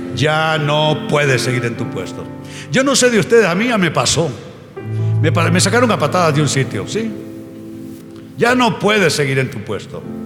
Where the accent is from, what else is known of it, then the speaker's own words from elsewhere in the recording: Honduras; moved away; volver a Honduras me cuesta bastante